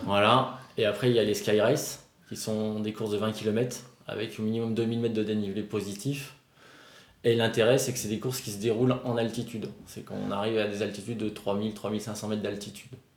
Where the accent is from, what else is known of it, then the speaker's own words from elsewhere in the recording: Albertville, Auvergne-Rhône-Alpes, France; also born or lived in South Korea; Moi je suis d'Albertville, mais j'ai toujours skié au Saisy, dans le Beaufortin, depuis l'âge de 3 ans